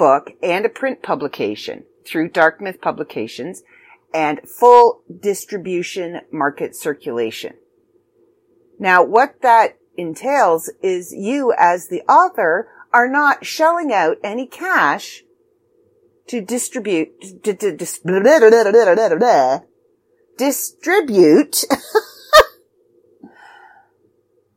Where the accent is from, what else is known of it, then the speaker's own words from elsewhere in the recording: Canada; I'm Canadian